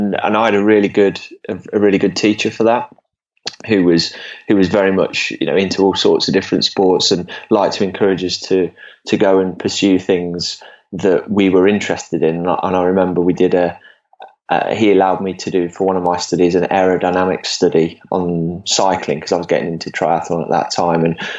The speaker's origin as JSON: {"language": "English", "area": "Leicestershire", "region": "East Midlands", "country": "United Kingdom", "tie": "born or raised there", "said": "Well, I grew up in England, in the Midlands, in Leicestershire. I'm 40 years old now, so I was born in 78."}